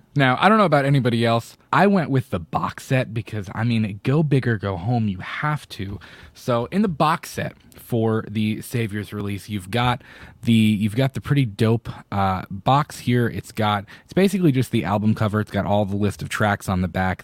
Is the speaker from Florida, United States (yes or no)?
yes; Florida, United States; I'm from Florida